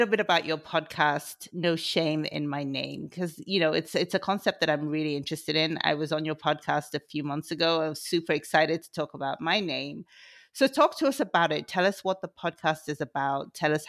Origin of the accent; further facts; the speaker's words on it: London, United Kingdom; I was born in London as well, and I'm Igbo as well.